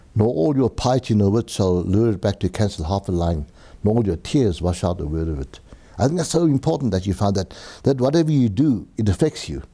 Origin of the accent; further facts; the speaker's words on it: Benoni, Gauteng, South Africa; also born or lived in Germiston; I was born in Germiston location. I'm not too sure what it was called. Maybe the Germiston Asiatic Bazaar. Uh, moved to, uh, Benoni, uh, Actonville.